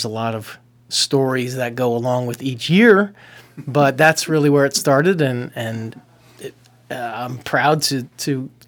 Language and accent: English; New England, United States; the brief history is that uh, I am a transplant from New England